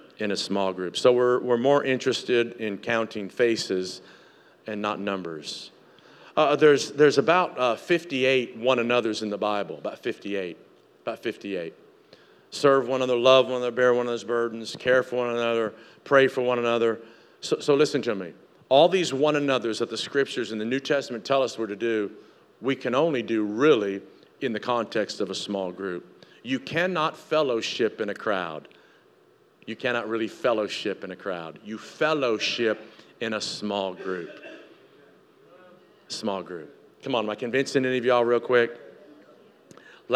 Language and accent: English; Tennessee, United States; moved away; I grew up in Tennessee.